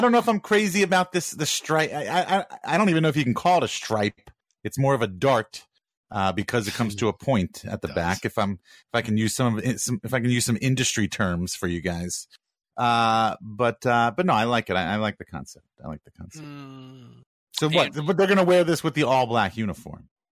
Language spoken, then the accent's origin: English; New York, United States; I'm from New York